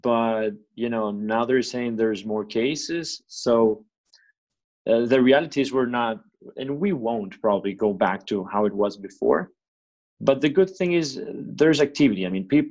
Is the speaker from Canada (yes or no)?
no; Venezuela; now in Fort Lauderdale, United States; I am from Venezuela originally, but I moved to the States, and I lived in different countries, but I moved to the States in 2003.